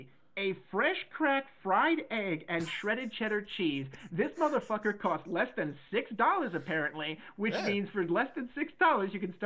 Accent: Indiana, United States; we're two brothers from Indiana

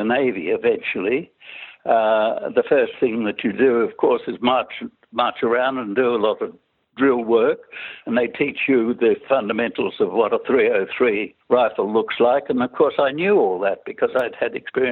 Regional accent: Sydney, New South Wales, Australia; I was born in Sydney, in Mosman, in 1921

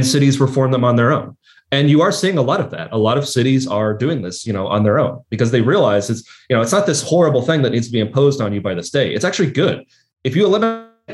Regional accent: Lexington, Kentucky, United States; in my hometown, I'll point to a neighborhood like Kennewick in Lexington

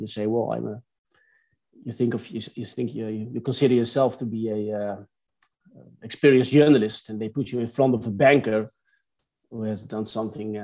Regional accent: Netherlands; also born or lived in Amsterdam, Netherlands; I was born in the Netherlands, a small village. Then I moved to Amsterdam for my education.

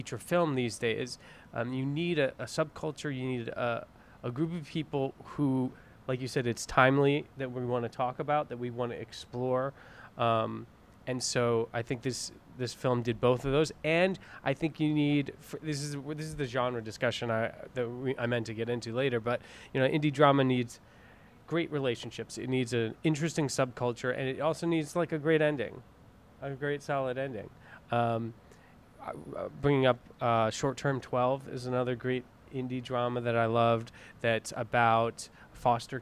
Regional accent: New York, United States; I'm from New York

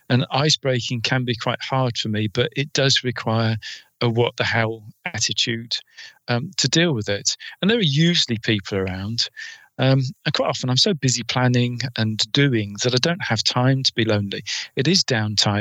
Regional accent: England, United Kingdom; I'm English

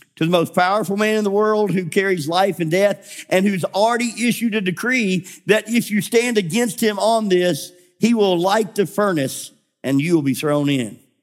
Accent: Memphis, Tennessee, United States; moved away; I grew up in Memphis.

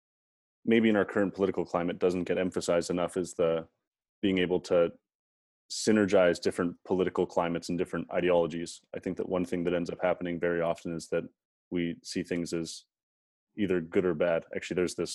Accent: Canada; we have as Canadian citizens

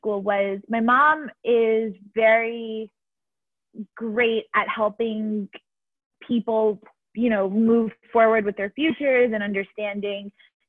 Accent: Miami, Florida, United States; moved away as an adult; I am from Miami originally

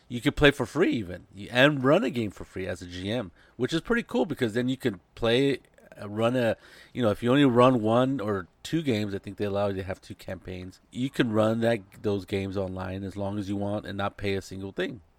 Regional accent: Monterey, California, United States; now in San Jose, United States; I'm in San Jose, and I have another friend who lives in my, pretty close to my hometown down in Monterey

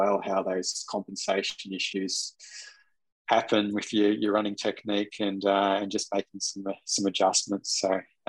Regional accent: Newry, Northern Ireland, United Kingdom; Growing up in Newry, it was just me, myself, and I most days, still is, going out training.

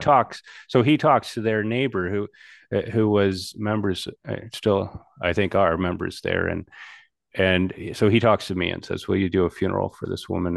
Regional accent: United States; like my people, I'm an American

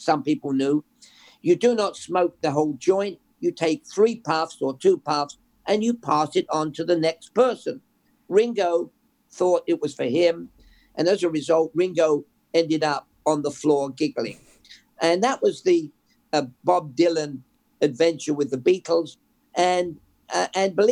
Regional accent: England, United Kingdom; moved away; We listened to a pirate radio growing up in England

